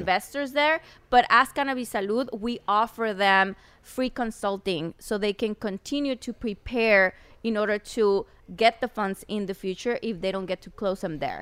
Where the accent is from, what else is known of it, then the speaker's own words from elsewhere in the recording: Chihuahua, Mexico; English is a second language; moved away as an adult; also born or lived in Ciudad Juarez, Mexico / United States; now in Mexico City, Mexico; I was born in Chihuahua